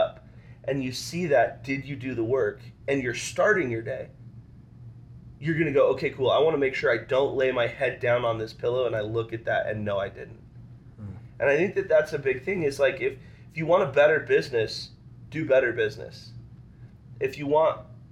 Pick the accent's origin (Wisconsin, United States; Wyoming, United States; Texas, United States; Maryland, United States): Wyoming, United States; I'm from Wyoming